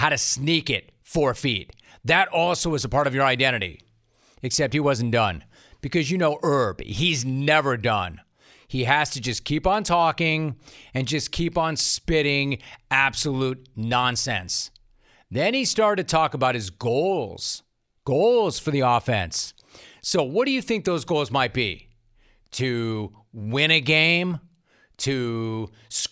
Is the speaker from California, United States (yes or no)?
yes; Los Angeles, California, United States; I'm from Los Angeles.